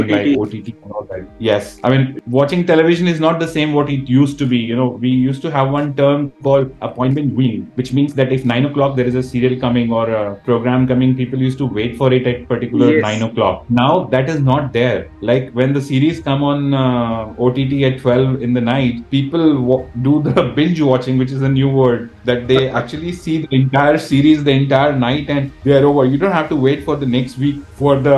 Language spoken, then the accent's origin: English; India; being an Indian